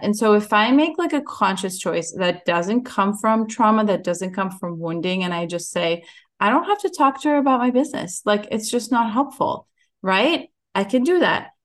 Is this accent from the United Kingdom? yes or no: no; Ukraine; moved away; I was born in Ukraine